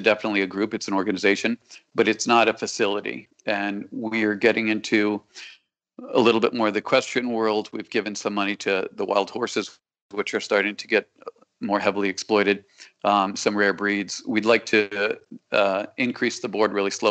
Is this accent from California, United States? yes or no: no; Connecticut, United States; now in South Florida, United States; I'm definitely from Connecticut